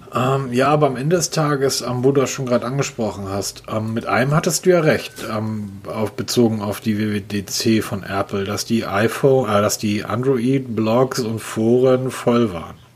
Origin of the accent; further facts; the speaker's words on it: Hamburg, Germany; Als Hamburger